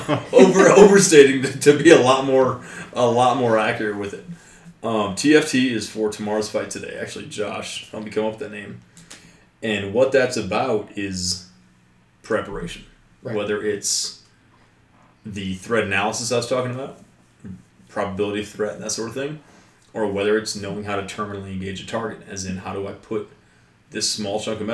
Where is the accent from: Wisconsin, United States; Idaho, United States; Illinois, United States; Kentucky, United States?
Kentucky, United States; West; I grew up in West Kentucky.